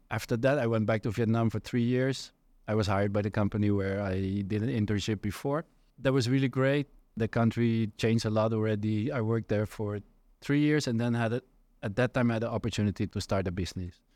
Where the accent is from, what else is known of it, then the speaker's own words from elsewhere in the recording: Netherlands; moved away as an adult; So I'm from the Netherlands originally, born and raised there.